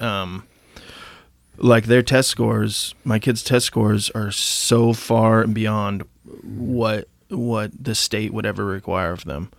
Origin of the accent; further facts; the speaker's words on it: Idaho, United States; moved away; also born or lived in Tennessee; growing up in Idaho